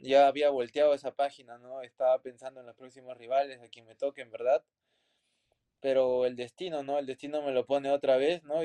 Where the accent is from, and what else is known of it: Peru